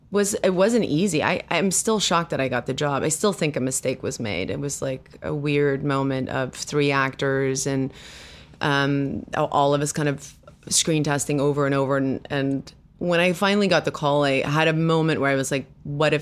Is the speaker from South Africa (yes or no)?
yes; South Africa; first language af; English is a second language; now in United States; Well, I was raised with Afrikaans as my first language.